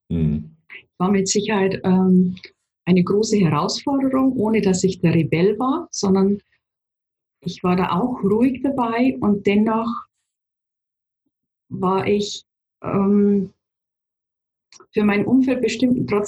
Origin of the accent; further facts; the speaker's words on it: Bavaria, Germany; born there; Also ich lebe in Niederbayern, bin in mhm. Niederbayern auch geboren, komme aus einer Familie, habe einen Bruder